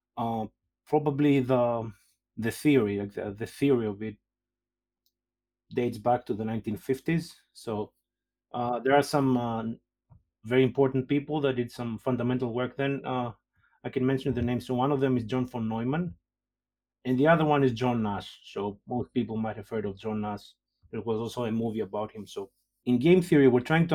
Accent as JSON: {"language": "English", "country": "Greece", "also_born_or_lived": "Denmark / Oxford, United Kingdom / Lausanne, Switzerland", "moved": "as an adult", "lives_now": "Liverpool, United Kingdom", "said": "I'm originally from Greece, you know, have been around. I did my PhD in Denmark. Then I moved to Oxford, then I moved to Lausanne in Switzerland, and then finally here."}